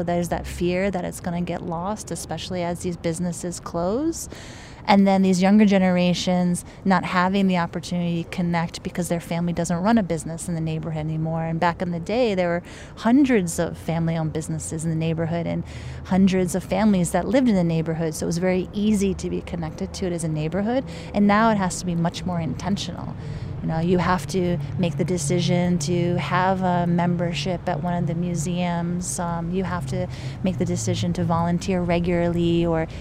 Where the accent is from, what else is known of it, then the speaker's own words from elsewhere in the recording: Japan; moved away; I don't identify as Japanese American, and I grew up in Japan. I'm biracial